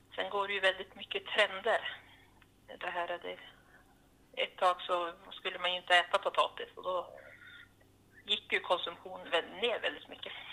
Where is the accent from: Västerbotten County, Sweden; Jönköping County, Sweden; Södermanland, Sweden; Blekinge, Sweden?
Västerbotten County, Sweden; Ormsjö; now in Gafsele, Sweden; min hemby i Ormsjö i Dorotea kommun